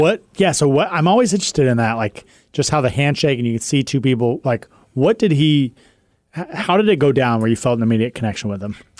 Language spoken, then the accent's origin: English; West Coast, United States; also born or lived in Boston; On the West Coast, we pronounce them the same